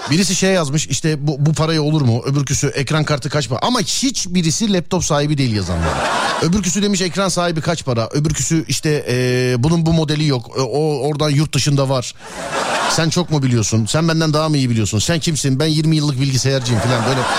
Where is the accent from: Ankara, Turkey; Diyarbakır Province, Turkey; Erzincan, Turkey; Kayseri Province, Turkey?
Ankara, Turkey